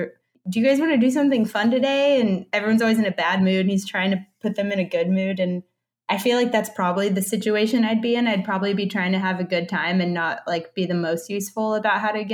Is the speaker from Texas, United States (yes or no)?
yes; Dallas, Texas, United States; now in San Francisco, United States; I grew up in Dallas